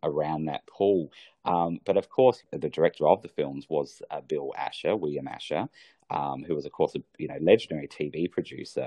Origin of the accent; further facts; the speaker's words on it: Australia; I come from Australia where we have spectacular beaches